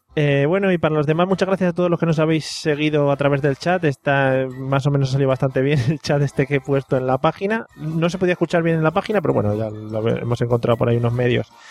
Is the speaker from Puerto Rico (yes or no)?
no; Madrid, Community of Madrid, Spain; moved away; also born or lived in Valencia; yo soy muy madrileño, ¿eh? aunque me estoy, me estoy avalenciando un poco, avalencianando un poco